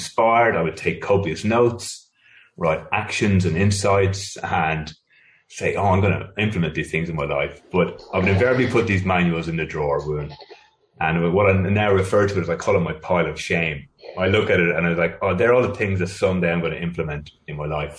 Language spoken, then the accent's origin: English; Ireland; moved away as an adult; now in Sydney, Australia; I'm originally from Ireland. I now live in Sydney, Australia. I moved here in 1999.